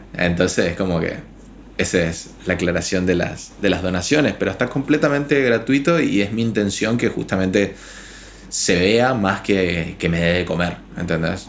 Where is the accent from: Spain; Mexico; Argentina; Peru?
Argentina; Chaco; moved away as an adult; now in Paraguay; estudié en la Universidad Nacional del Nordeste, soy de Chaco